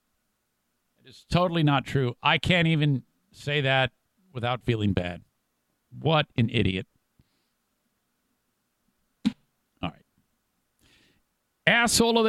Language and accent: English; Midland, Michigan, United States; so are we